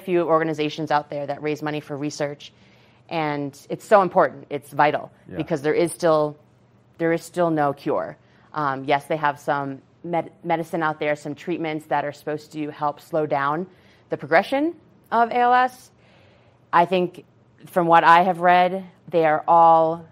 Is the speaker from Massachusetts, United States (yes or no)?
yes; Massachusetts, United States; now in Colorado, United States; we're from Massachusetts